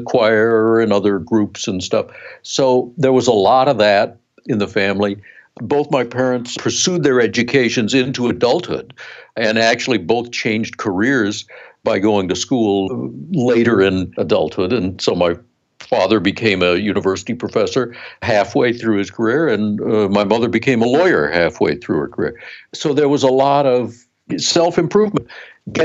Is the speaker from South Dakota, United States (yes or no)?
yes; South Dakota, United States; We grew up in South Dakota, in a small town